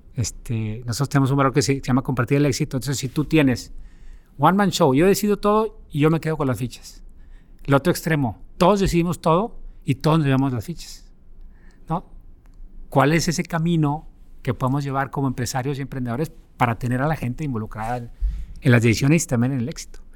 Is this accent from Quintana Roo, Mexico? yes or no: no; Monterrey, Nuevo León, Mexico; moved away as an adult; crecí y nací aquí en Monterrey.